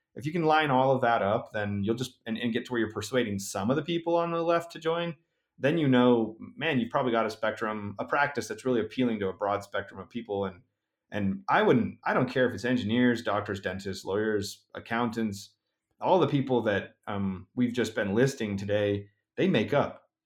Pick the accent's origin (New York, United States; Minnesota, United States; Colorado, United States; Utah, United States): Utah, United States; my home state, uh, of Utah